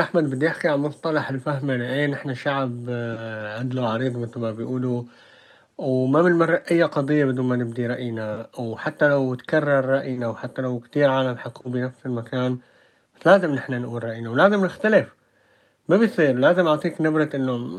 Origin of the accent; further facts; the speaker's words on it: Syria; moved away; نحن كشعب سوري بالذات سوري